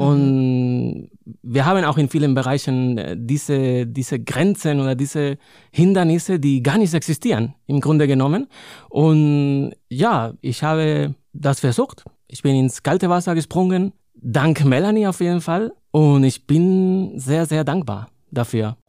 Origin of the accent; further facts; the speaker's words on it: Madrid, Community of Madrid, Spain; first language Spanish; German is a second language; moved away as an adult; also born or lived in Cologne, Germany / Linz am Rhein, Germany; now in Bonn, Germany; in Madrid, in meiner Heimatstadt